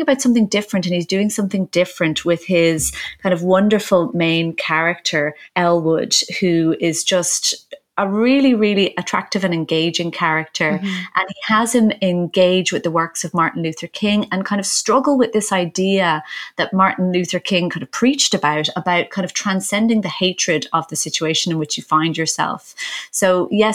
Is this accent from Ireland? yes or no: yes; Ireland; as an Irish person